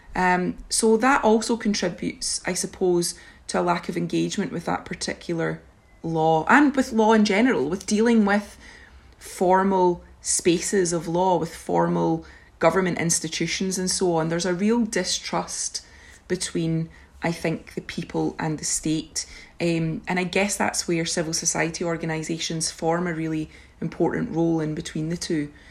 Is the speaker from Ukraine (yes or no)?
no; Scotland, United Kingdom; my presence as a Scottish, European young woman